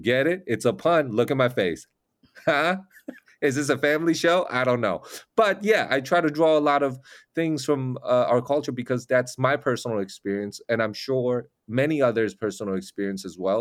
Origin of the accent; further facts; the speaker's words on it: Taiwan; English is a second language; now in United States; I'm from Taiwan